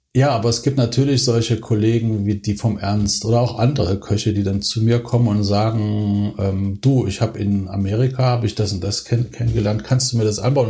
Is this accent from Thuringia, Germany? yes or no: yes; Thuringia, Germany; moved away; ich bin ja als Thüringer bin ich in, in, einer, in einem Haushalt aufgewachsen